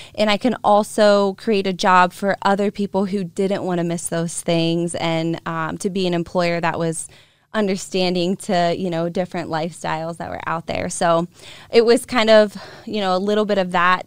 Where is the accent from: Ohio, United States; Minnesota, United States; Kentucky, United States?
Ohio, United States; Boardman; I was born and raised in Boardman, Ohio